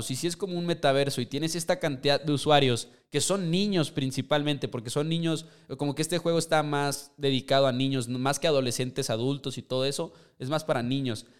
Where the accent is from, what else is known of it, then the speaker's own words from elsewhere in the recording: Chihuahua, Mexico; somos de Chihuahua, entonces estamos cerca de la frontera